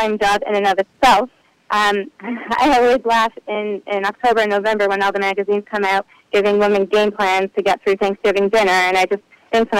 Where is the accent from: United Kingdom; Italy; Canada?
Canada; Ottawa, Ontario; now in New Jersey, United States; I grew up in Ottawa, Canada